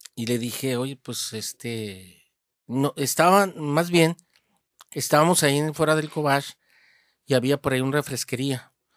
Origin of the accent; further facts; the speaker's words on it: Hermosillo, Sonora, Mexico; also born or lived in Moctezuma, Sonora; de pequeño, de, unos 6, 7 años, pues mi familia eh, migró para acá, para Hermosillo. Y este, bueno, desde entonces, pues aquí ha sido Hermosillo la casa donde he crecido